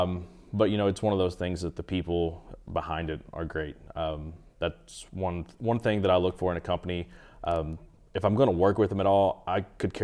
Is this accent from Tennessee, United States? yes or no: no; Kentucky, United States; I'm from Eastern Kentucky, so you know the big things to hunt there is definitely whitetail and Eastern turkey